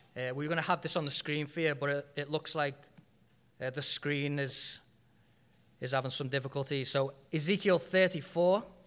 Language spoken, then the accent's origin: English; United Kingdom; moved away as an adult; I was born and bred in Britain